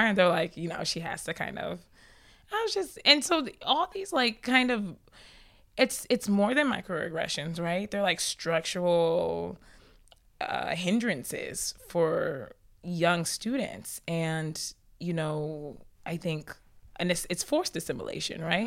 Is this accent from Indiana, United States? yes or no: no; South Georgia, United States; moved away as an adult; also born or lived in Ibadan, Nigeria / Atlanta; now in New York, United States; growing up in South Georgia, definitely one of the only Nigerian families.